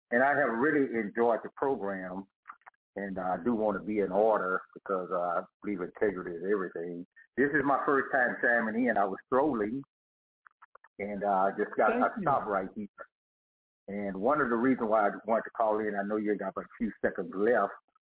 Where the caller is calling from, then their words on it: Dallas, Texas, United States; I'm calling from Dallas, Texas